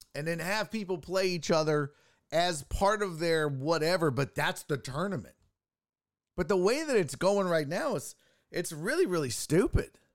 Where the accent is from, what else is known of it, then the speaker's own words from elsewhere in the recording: United States; as an American